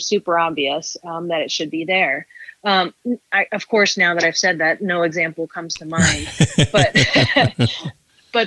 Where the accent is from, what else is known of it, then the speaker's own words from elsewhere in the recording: Topeka, Kansas, United States; moved away as an adult; now in New York City, United States; my hometown of Topeka, Kansas